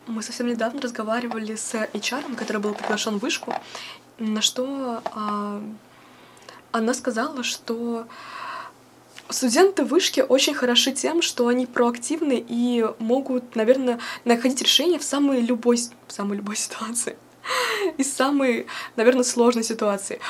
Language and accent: Russian; Voronezh, Voronezh Oblast, Russia; moved away as an adult; now in Moscow, Russia; я приехала из Воронежа